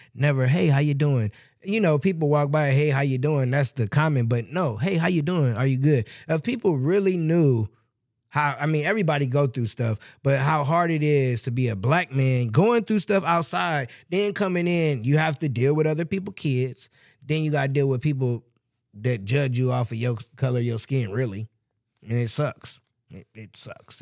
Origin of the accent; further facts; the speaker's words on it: Michigan City, Indiana, United States; moved away; we're from Michigan City, so it's small